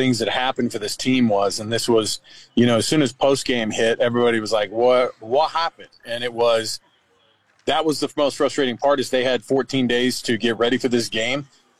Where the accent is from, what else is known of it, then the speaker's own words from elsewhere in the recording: the South, United States; accent: Southern; I might end up going into my Southern accent by the end of this thing, Sean.